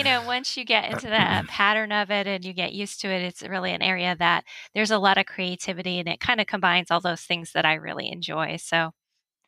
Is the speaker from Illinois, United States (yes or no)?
no; Connecticut, United States; moved away as an adult; also born or lived in Miami, Florida; I grew up in Connecticut.